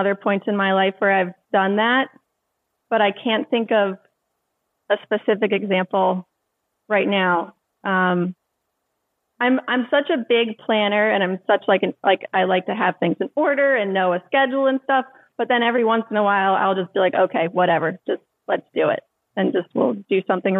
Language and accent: English; Maryland, United States; also born or lived in Charleston, South Carolina; I went to college, Charleston, South Carolina. But I was from Maryland. I ended up moving back here in 2012.